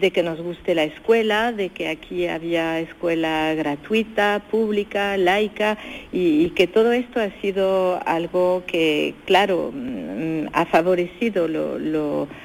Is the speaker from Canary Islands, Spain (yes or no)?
no; Cádiz, Andalusia, Spain; now in France; de verdad, cuando estoy por mi tierra en, Cádiz … de modo que de, las dos maneras me, conviene, yo, yo soy la misma persona, ¿no? Estoy en España y aquí en Francia desde muchísimos años